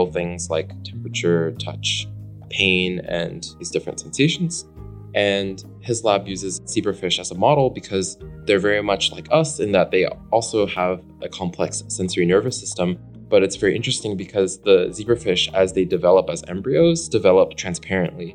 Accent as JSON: {"language": "English", "town": "Daly City", "region": "California", "country": "United States", "tie": "born or raised there", "said": "I was born and raised near San Francisco in kind of this neighboring city called Daly City."}